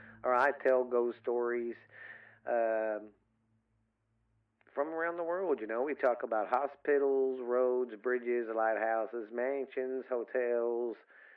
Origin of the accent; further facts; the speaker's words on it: the South, United States; because I'm from the South